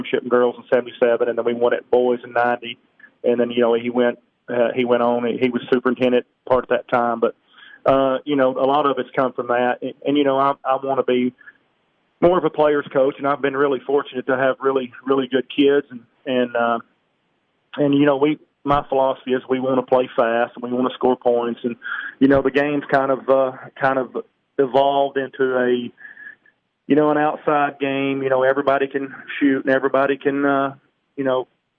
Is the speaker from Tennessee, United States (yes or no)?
yes; Pickett County, Tennessee, United States; also born or lived in Livingston, Tennessee; I grew up in Pickett County